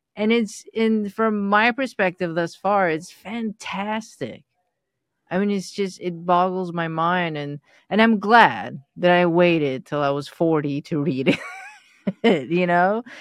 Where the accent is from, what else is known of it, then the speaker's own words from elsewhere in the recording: Iran; moved away; I was born into Baha'i. My surrounding was m, all Muslim, Islam, and Iran